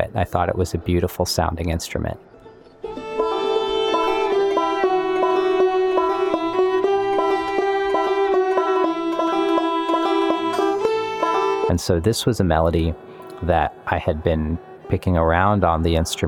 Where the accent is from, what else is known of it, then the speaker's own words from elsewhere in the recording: Ohio, United States; I'm from Ohio